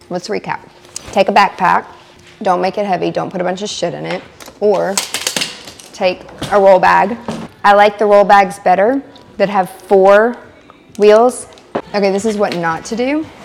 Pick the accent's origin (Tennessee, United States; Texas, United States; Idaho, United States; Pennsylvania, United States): Tennessee, United States; Lebanon; from Lebanon, Tennessee.